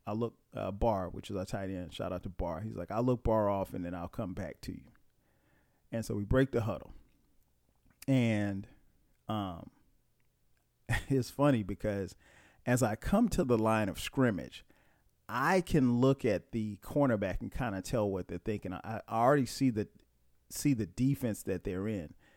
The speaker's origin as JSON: {"language": "English", "town": "Florence", "region": "South Carolina", "country": "United States", "said": "I'm from Florence."}